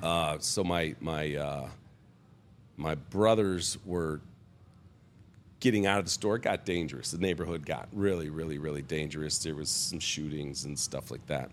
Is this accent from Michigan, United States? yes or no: yes; Bloomfield Hills, Michigan, United States; also born or lived in Oak Park, Michigan; I grew up in, uh, Oak Park, Michigan